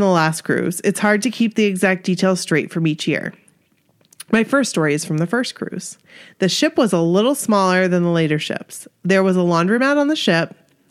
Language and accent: English; Queens, New York, United States; I'm from Queens.